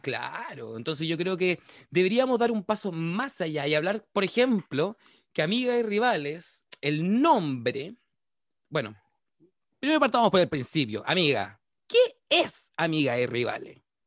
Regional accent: Chile; aquí, en Chile, en nuestro país

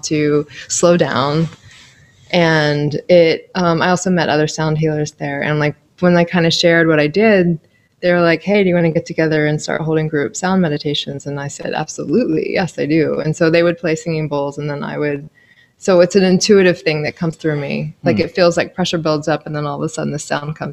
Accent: Milford, Delaware, United States; moved away as an adult; also born or lived in New York / Buenos Aires / Seattle / Hawaii; I'm actually a native Delawarean. I was born in Milford.

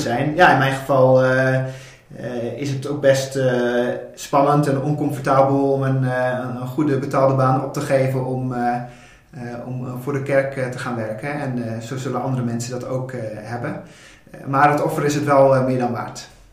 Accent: Dokkum, Friesland, Netherlands; also born or lived in Groningen; now in Rotterdam, Netherlands; ik ben geboren en getogen in Dokkum, Friesland

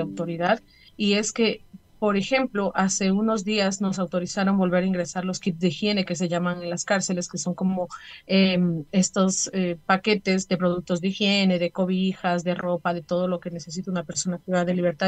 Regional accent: Ecuador; como familias y como ecuatorianos

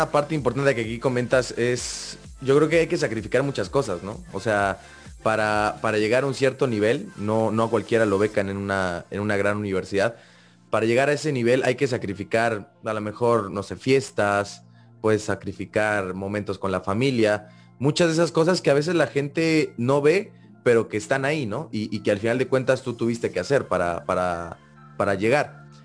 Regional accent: Xalapa, Veracruz, Mexico; Soy de Jalapa, Veracruz.

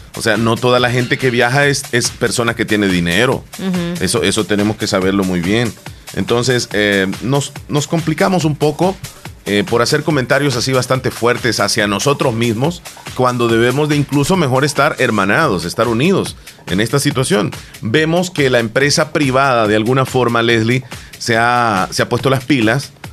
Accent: El Salvador; nosotros los salvadoreños

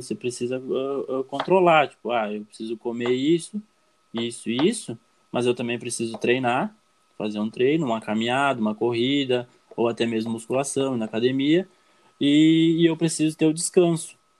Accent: Brazil; sou aqui do Brasil

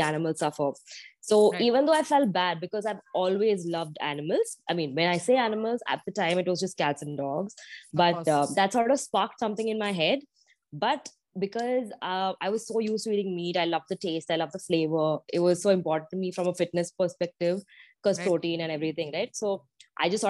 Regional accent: Kochi, Kerala, India; I'm from Cochin

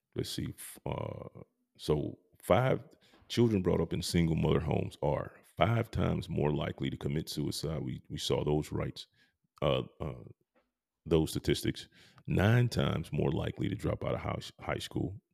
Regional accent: Georgia, United States; I'm from Georgia

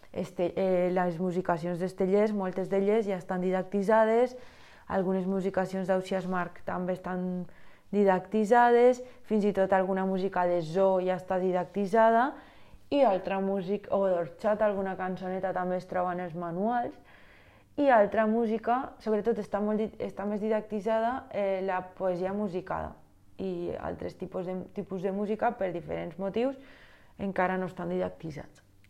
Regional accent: Valencian Community, Spain; jo sóc una valenciana... Mm, prototípica que ha anat a classes de música des que té ús de raó

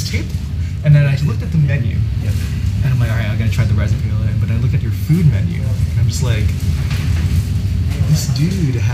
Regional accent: Connecticut, United States; now in Tokyo, Japan; I'm from Connecticut.

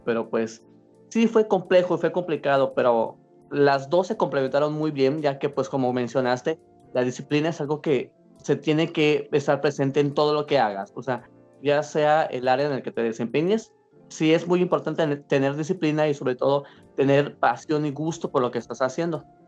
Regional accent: Mérida, Yucatán, Mexico; yo soy de aquí de Mérida

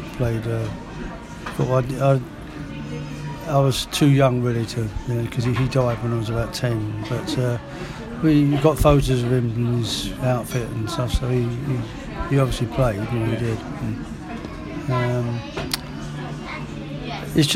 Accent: London, United Kingdom; moved away; I was born in Catford

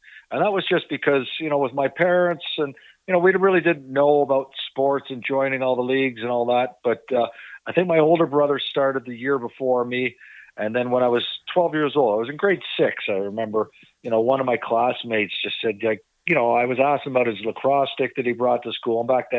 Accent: Toronto, Ontario, Canada; I was born and raised there. My parents were off the boat from Ireland. So my parents came to Canada in the 50s and knew nothing about Canadian sports. And, but, you know, growing up in Mimico

